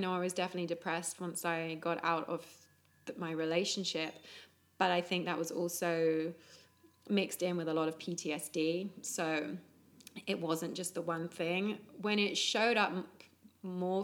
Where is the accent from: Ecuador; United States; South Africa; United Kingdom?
United Kingdom; England; Growing up in England